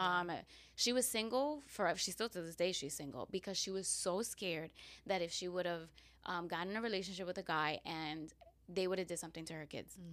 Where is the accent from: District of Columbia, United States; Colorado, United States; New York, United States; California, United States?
New York, United States; New York City; also born or lived in Queens, New York; I was born in Queens, New mm-hmm. York, but because of some issues, some uh, family issues, uh, we had to move to Staten Island uh, when I was two